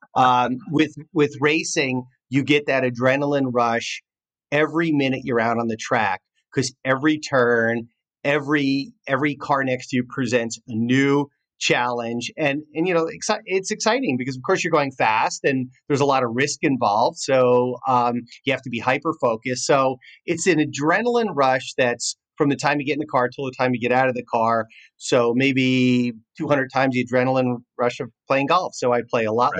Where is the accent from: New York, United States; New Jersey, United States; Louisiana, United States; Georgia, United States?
New Jersey, United States; now in California, United States; I grew up in New Jersey